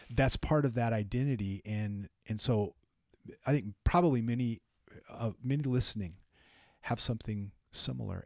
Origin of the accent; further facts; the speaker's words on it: California, United States; moved away; also born or lived in Minnesota; I grew up in California. We didn't really have them.